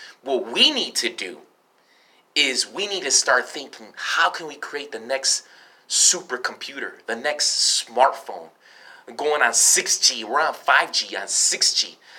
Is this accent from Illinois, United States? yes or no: yes; Chicago, Illinois, United States; also born or lived in Northwest Indiana; I was born in South Chicago Hospital.